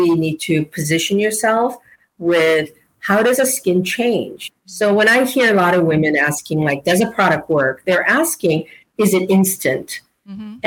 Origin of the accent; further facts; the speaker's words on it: South Korea; moved away; I was born in Korea